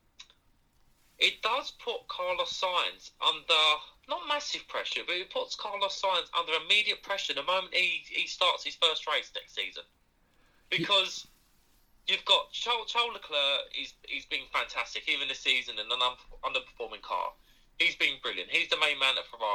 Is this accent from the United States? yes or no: no; United Kingdom; as a British fan